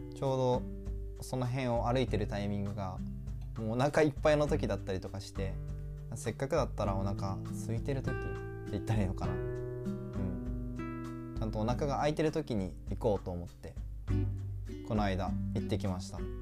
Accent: Aichi, Japan; moved away; 自分が住んでた愛知県、ま小学校の時は愛知県にいたので

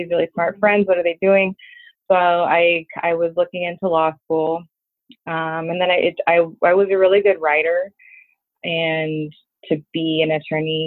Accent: Los Angeles, California, United States; also born or lived in Philadelphia; I'm an attorney, born and raised in Los Angeles

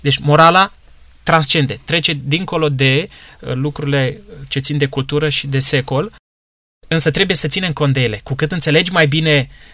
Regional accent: Romania; noi astăzi, ca români

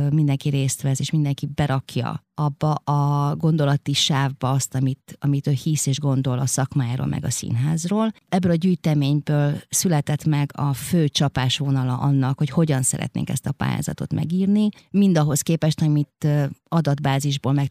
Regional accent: Romania; moved away as an adult; now in Hungary; Egy olyan országban nőttem föl, ahol nehéz volt az élet.

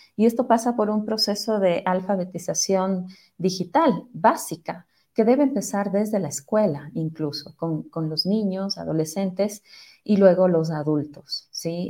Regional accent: Ecuador; como ecuatorianos, como ciudadanos

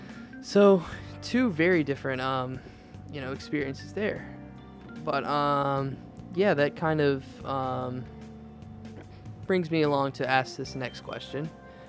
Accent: the opposite side of Virginia, United States; And I'm actually from the opposite side of the state.

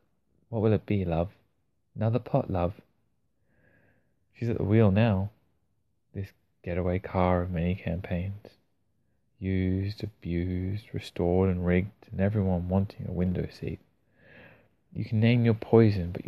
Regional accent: Australia; accent: Australian; as an Australian reading Australian poetry

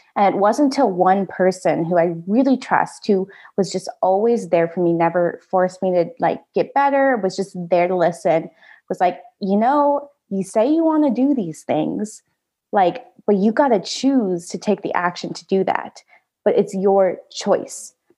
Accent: United States; also born or lived in Da Nang, Vietnam / Nashville, Tennessee; I was adopted to the United States where I grew up

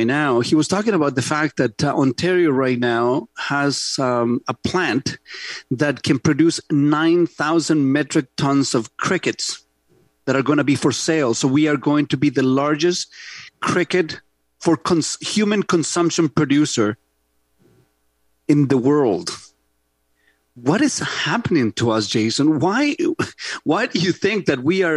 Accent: Santiago, Santiago Metropolitan Region, Chile; English is a second language; now in Canada; growing up in Santiago, Chile, in gang-ridden

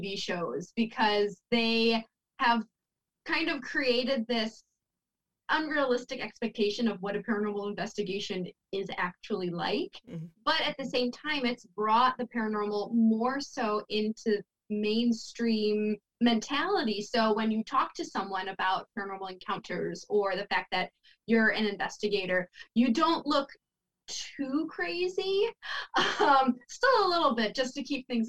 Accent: Buffalo, New York, United States; I'm from Buffalo, New York

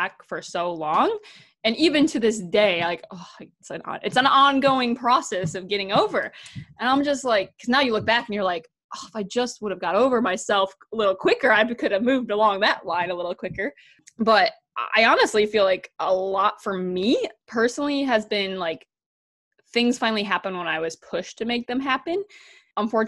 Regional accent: Wisconsin, United States; moved away as an adult; also born or lived in North Dakota; I had moved to North Dakota back to Wisconsin.

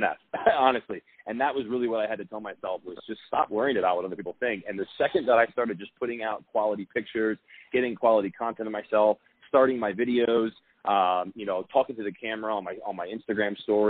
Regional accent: Philadelphia, Pennsylvania, United States; moved away as an adult; now in Scottsdale, United States; I'm from Philadelphia.

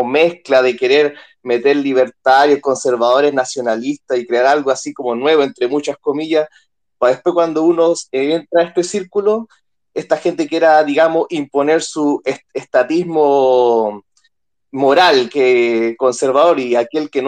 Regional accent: Chile; yo soy de Chile. Acá en Chile

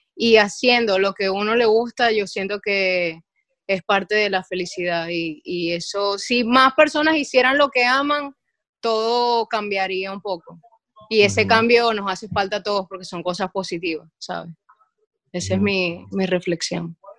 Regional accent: Maracaibo, Zulia, Venezuela; now in Miami, United States; Me crié en Amparo, me crié en el barrio Puerto Rico

